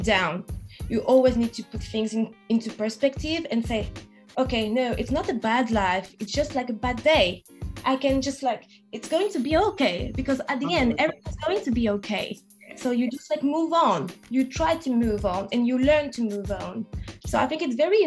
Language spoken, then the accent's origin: English; France; accent: French; English is a second language; moved away as an adult; now in London, United Kingdom; I'm French, as you can hear from my accent, and Caribbean. So my both parents are from Haiti, and I was born in France, and now I live in London